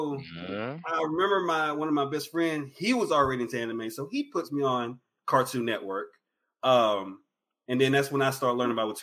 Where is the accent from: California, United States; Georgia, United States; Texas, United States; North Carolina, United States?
Texas, United States; East; also born or lived in Houston, Texas; I was born here in Houston, but I grew up in the backwoods of East Texas. I'm a country boy.